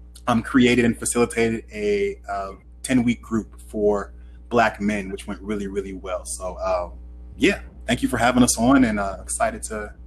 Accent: Oakland, California, United States; also born or lived in San Diego / Miami, Florida / Boston; now in Philadelphia, United States; I am originally from Oakland, California. I've lived in San Diego for a bit. I did a program called City Year in Miami, Florida for a couple years. Went to Boston College for my MSW and now here in beautiful Philadelphia.

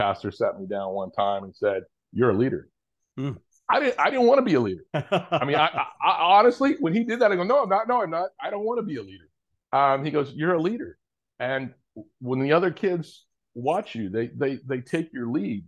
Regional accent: Orange County, Southern California, United States; also born or lived in Kenya; I grew up in, for the most part, in Orange County, Southern California, born and raised for the most part

